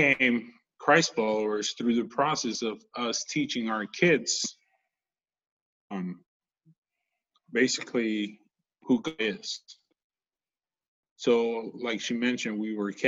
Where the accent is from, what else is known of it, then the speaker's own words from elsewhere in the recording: Guadalajara, Jalisco, Mexico; also born or lived in California; now in Tennessee, United States; I was born and raised in Mexico.